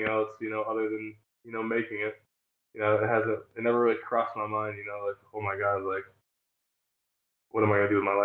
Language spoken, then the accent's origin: English; Northern New York, United States; moved away; also born or lived in New Jersey; I'm from New York, Northern New York, though.